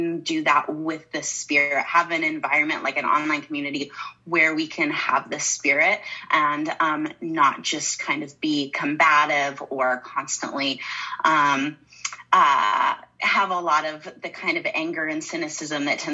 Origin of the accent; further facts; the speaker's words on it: Southern Utah, United States; now in Mesa, United States; I grew up in Southern Utah